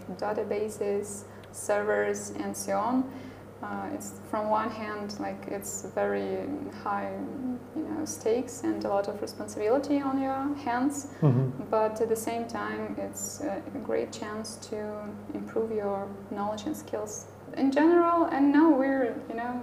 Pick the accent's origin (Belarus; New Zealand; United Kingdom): Belarus; here in my home country